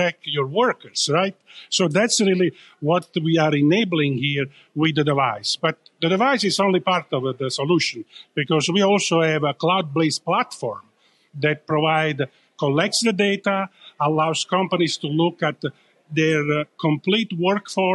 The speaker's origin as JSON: {"language": "English", "country": "Italy", "accent": "Italian", "moved": "yes", "lives_now": "Northern California, United States", "said": "coming from Northern California, although my accent gives away that I'm originally from Italy"}